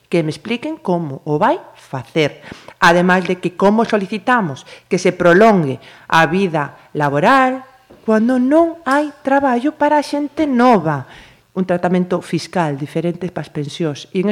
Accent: Galicia, Spain; son tan galegos como os que somos

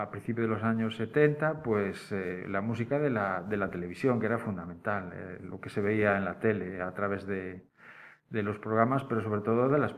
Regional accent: Cangas, Galicia, Spain; born there; now in Pontevedra, Spain; nací en Cangas.

